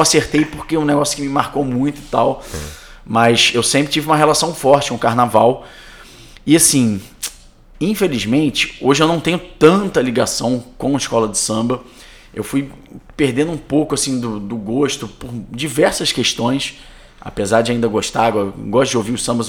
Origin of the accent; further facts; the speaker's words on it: Rio de Janeiro, Brazil; eu sou dali de Santa Teresa, muito próximo